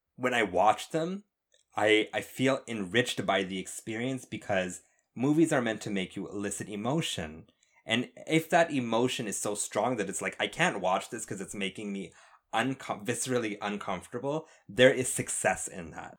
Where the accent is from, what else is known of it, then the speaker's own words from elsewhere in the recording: Canada; I'm Canadian